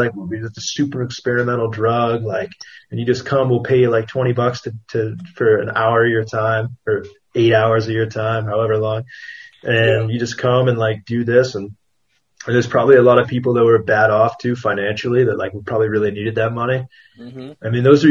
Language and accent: English; United States; moved away; as an American